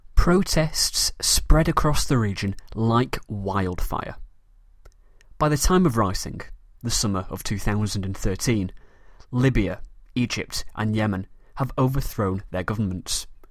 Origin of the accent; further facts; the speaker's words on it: Manchester, North West England, United Kingdom; accent: British; I am a very proud Mancunian from the city of Manchester in the north of England